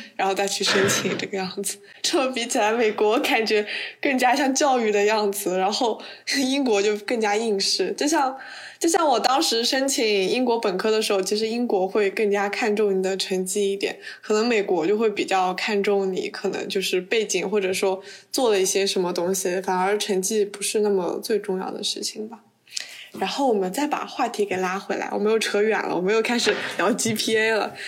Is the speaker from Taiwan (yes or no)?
no; China; moved away; 只有我一个中国人